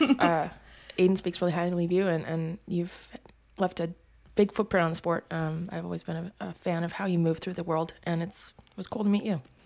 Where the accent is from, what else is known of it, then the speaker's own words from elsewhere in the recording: Missoula, Montana, United States; I'm from Missoula, Montana